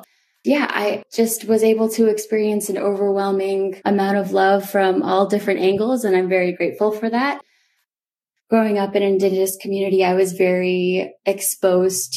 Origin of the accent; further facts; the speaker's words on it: Old Town, Maine, United States; I did grow up on the Penobscot Nation, or otherwise known as Indian Island, which is a small island located in Old Town, Maine.